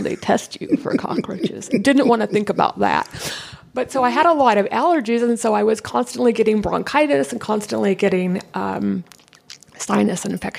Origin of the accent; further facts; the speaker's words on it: San Diego, California, United States; I was born and raised here in San Diego.